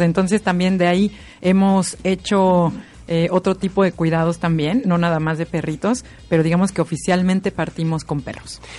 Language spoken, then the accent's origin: Spanish; Mexico; now in Viña del Mar, Chile